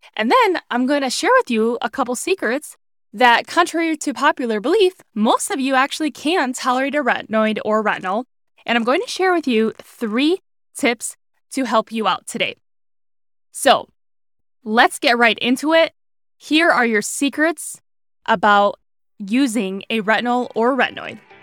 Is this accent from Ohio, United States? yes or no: yes; Cleveland, Ohio, United States; moved away as an adult; now in Arizona, United States; where I grew up in Cleveland, Ohio